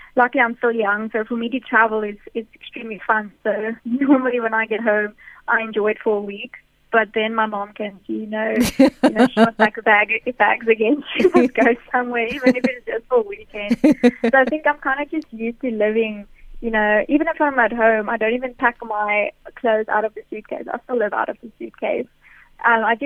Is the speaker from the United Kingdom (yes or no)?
no; South Africa; us as a South African women's cricket team